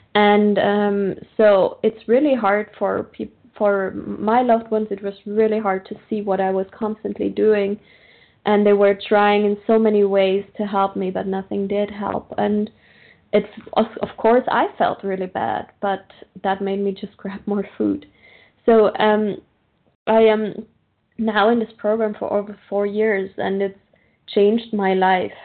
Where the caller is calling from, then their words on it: Austria; I'm calling from Austria, Central European time.